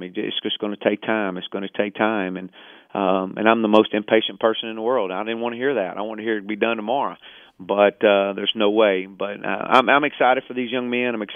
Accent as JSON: {"language": "English", "town": "Dallas", "region": "Texas", "country": "United States", "tie": "born or raised there", "said": "I grew up in the Dallas area"}